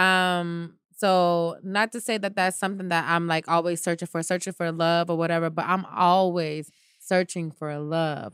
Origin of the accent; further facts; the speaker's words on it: United States; Maybe I can go around as an American girl